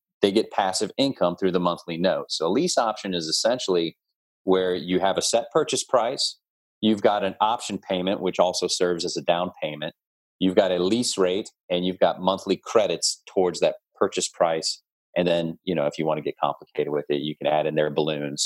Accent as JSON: {"language": "English", "town": "New Orleans", "region": "Louisiana", "country": "United States", "said": "I'm from New Orleans."}